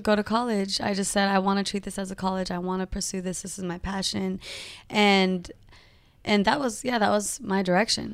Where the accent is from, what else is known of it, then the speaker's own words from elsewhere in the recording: Modesto, California, United States; moved away as an adult; also born or lived in San Jose, California; now in Los Angeles, United States; raised in Modesto, California